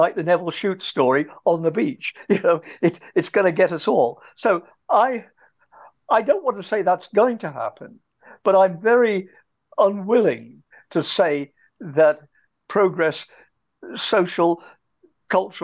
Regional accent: England, United Kingdom; moved away as an adult; I grew up in England.

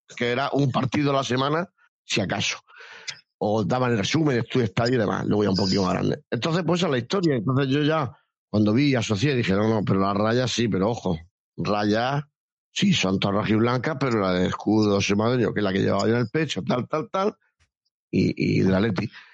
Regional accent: Cartagena, Region of Murcia, Spain; Yo soy de Cartagena

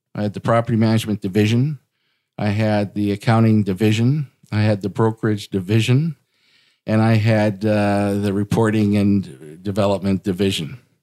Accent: Portage la Prairie, Manitoba, Canada; now in Winnipeg, Canada; I got into real estate growing up in Portage La Prairie, which is about an hour west of Winnipeg.

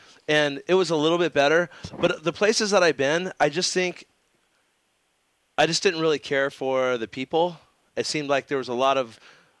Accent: United States; Europe, I think that it's just I am so American. It's not even funny

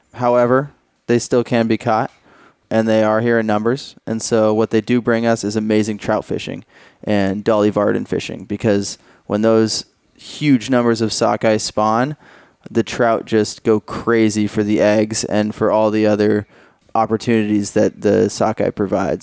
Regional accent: Portland, Oregon, United States; I'm from Oregon, Portland, Oregon. Uh, grew up fishing for salmon and steelhead

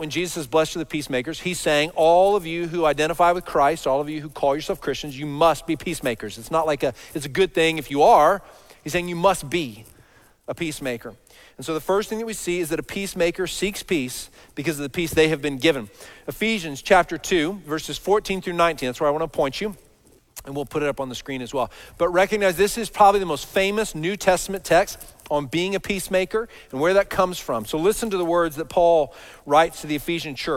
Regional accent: Dallas, Texas, United States; I grew up in Dallas, so all over this big city, all over the Metroplex

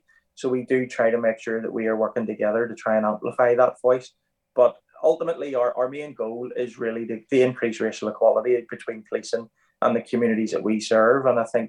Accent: Northern Ireland, United Kingdom; I grew up in Northern Ireland. I'm kind of that unique person, really. I was one of 5 to 10 officers from an ethnic minority that joined the RUC back in 1999.

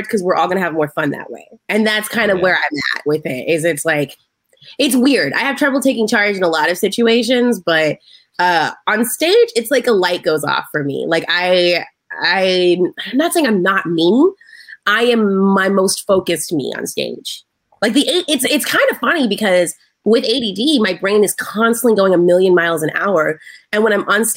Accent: the South, United States; I'm from the South

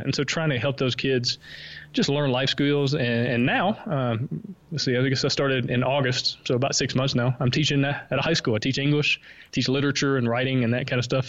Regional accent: Alabama, United States; accent: Southern; moved away as an adult; now in Honduras; I'm from Alabama. Uh, as you can maybe tell, I have a slight Southern accent.

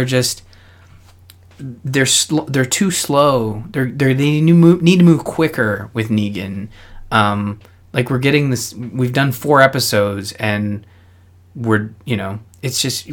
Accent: Canada; I'm Canadian

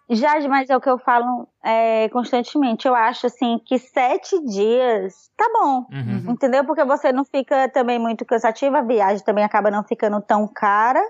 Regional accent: Northeast Region, Brazil; now in New York, United States; eu sou do Nordeste

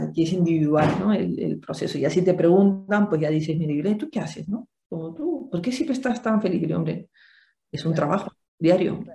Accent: Peru; Yo soy de Perú

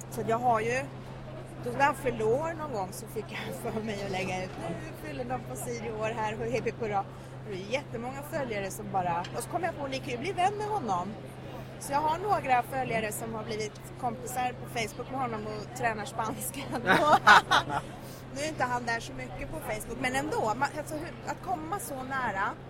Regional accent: Sweden; jag är ju född och uppvuxen i Sverige men min pappa har bott i Colombia sedan jag var sex år gammal så jag har ju varit mycket där.

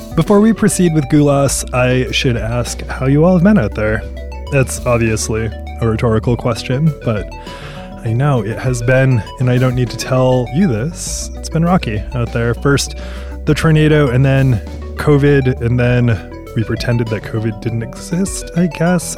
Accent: Maine, United States; moved away; I'm originally from Maine

